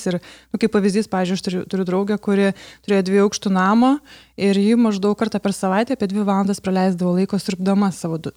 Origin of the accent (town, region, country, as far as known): Lithuania